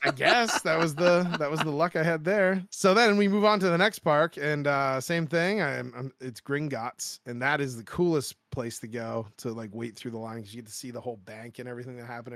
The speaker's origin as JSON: {"language": "English", "region": "Maine", "country": "United States", "tie": "born or raised there", "said": "I grew up in Maine, Maine my whole life"}